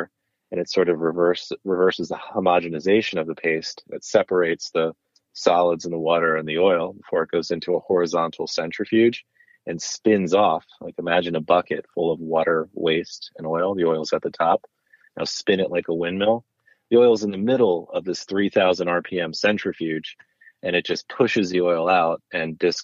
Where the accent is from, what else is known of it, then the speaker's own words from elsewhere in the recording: Bethlehem, Pennsylvania, United States; moved away as an adult; also born or lived in New York City / Spain; the food I grew up with in Bethlehem